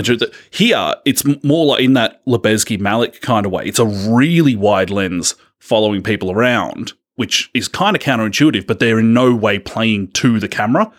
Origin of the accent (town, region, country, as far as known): Australia